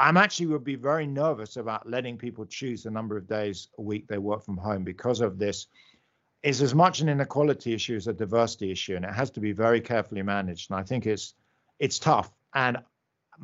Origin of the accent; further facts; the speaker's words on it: London, United Kingdom; accent: British; moved away; you can hear I'm British. I grew up in London